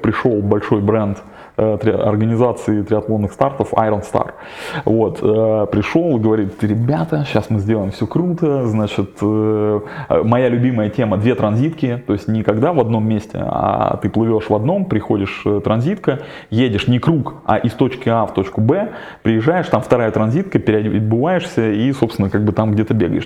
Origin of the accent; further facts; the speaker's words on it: Kirov, Kirov Oblast, Russia; moved away; приехал на триатлон в родной город Киров